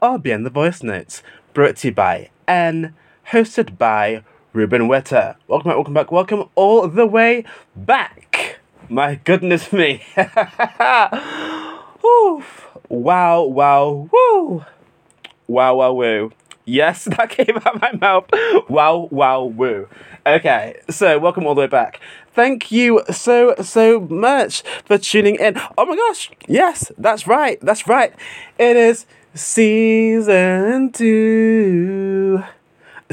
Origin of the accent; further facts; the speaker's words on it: United Kingdom; my home country of the United Kingdom